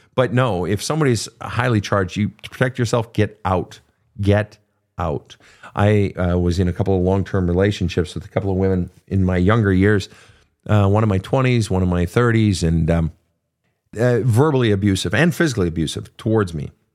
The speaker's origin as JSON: {"language": "English", "town": "Lake Park", "region": "Minnesota", "country": "United States", "tie": "born or raised there", "also_born_or_lived": "Fargo, North Dakota", "said": "Lake Park, Minnesota, where I was born, actually with the hospital is in Fargo"}